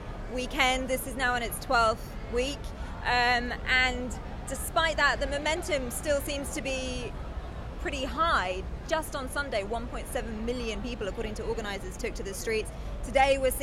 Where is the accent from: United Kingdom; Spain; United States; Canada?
United Kingdom; I'm from the UK, but I work for a German broadcaster.